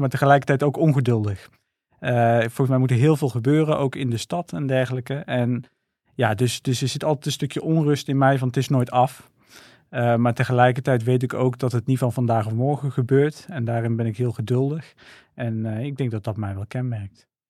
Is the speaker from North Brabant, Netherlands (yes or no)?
yes; 's-Hertogenbosch, North Brabant, Netherlands; ik ben geboren en getogen in Den Bosch.